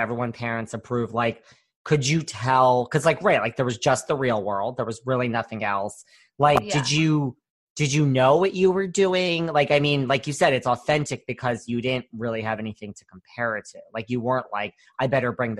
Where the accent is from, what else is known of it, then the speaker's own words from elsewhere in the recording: Connecticut, United States; I'm from Connecticut